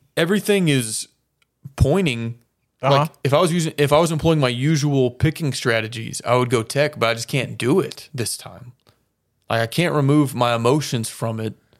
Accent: Austin, Texas, United States; I was born and raised in the city of Austin

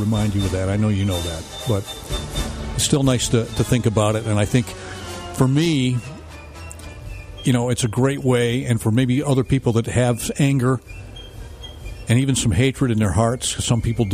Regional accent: United States; being an American

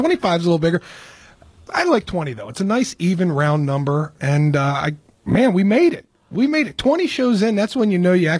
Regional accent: York, Pennsylvania, United States; moved away; I grew up in York.

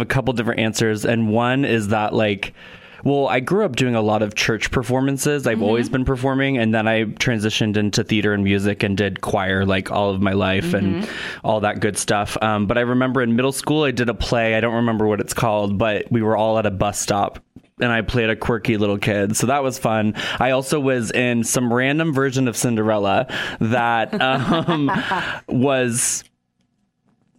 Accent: Portland, Oregon, United States; moved away as an adult; also born or lived in Los Angeles / New York / Vermillion, South Dakota; now in Sioux Falls, United States; I am originally from Portland, Oregon

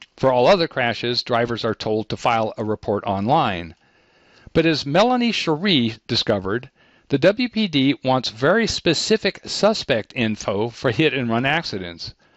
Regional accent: Midwest, United States; moved away; I'm from the Midwest

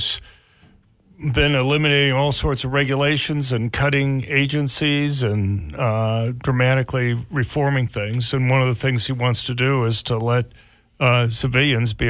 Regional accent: Miami, Florida, United States; moved away; I grew up in Miami, Florida

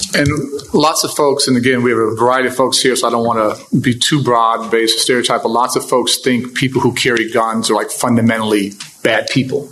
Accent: Chicago, Illinois, United States; I grew up in Hyde Park

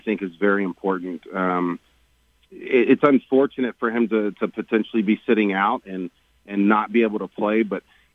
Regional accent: Texas, United States; Growing up in Texas high school football, you know, that's what Texas bleeds is high school football

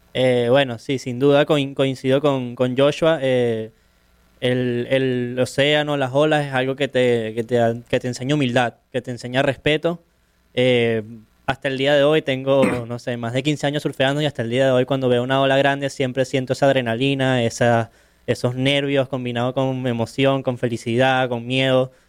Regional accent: Caracas, Capital District, Venezuela; soy de Caracas, de Venezuela

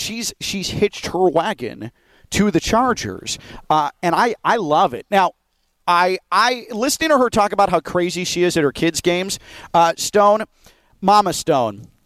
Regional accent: Chicago, Illinois, United States; I grew up in Chicago

